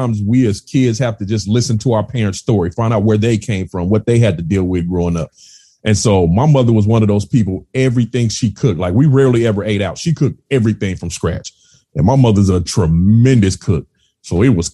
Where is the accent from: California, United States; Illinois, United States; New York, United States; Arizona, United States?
California, United States; moved away; I'm originally from California.